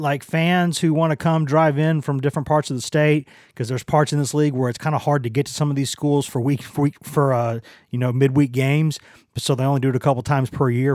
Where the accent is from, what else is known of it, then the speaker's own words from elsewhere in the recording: Maynardville, Tennessee, United States; also born or lived in Knoxville, Tennessee; what's my hometown, like where I'm from, technically, I was raised a lot, lot in Knoxville, but uh, it's technically a town of like ten, like like 1,050 people or something like that, like less than 1,100 people up there in Maynardville